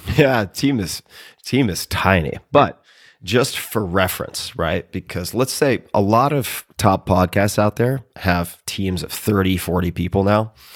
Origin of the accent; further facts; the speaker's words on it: Long Island, New York, United States; I'm from Long Island